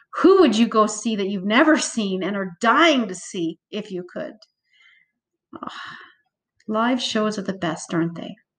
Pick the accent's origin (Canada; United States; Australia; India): Canada; Calgary, Alberta; I grew up in Calgary, thus, Stampede seethes through my blood